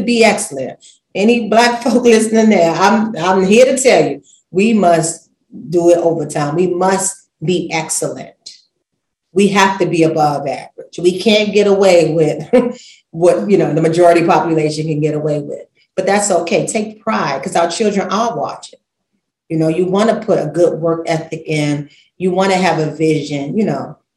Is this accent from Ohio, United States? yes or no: no; New York City, New York, United States; I'm from Brooklyn, real colorful.